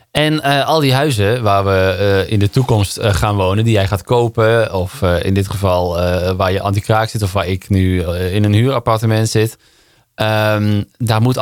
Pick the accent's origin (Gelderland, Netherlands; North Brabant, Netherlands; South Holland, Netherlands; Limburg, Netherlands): Limburg, Netherlands; Ik ben definitief weg uit Limburg. Ik kom er nog wel eens hè, met, met kerst en oud en nieuw. Dan ga ik gewoon even langs mijn moeder.